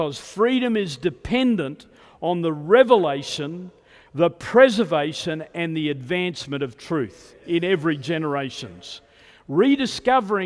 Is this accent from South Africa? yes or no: no; Australia; I was born in Australia